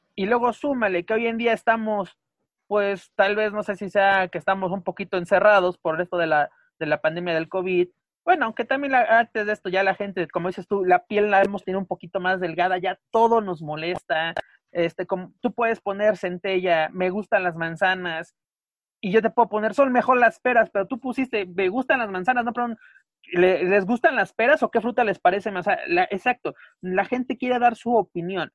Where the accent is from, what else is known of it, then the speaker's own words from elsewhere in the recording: Mexico; nosotros como mexicanos